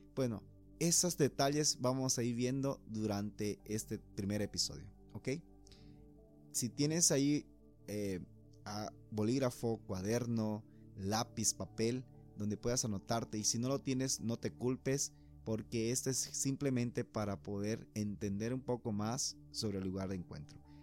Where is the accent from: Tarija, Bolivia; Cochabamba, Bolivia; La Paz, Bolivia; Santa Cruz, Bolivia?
Santa Cruz, Bolivia; Puerto Quijarro; moved away as an adult; now in Santa Cruz de la Sierra, Bolivia; cuando yo vine de Puerto Quijarras a Santa Cruz, ya salido de, bachiller, de la promoción, para decidir estudiar una carrera